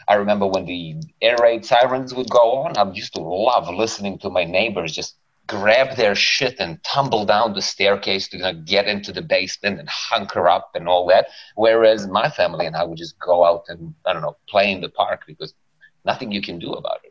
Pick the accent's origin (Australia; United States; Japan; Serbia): Serbia; I am from Serbia. So that's a black hole in Eastern Europe where we had a host of very interesting, how do we call it, local and domestic unrest situations while I was growing up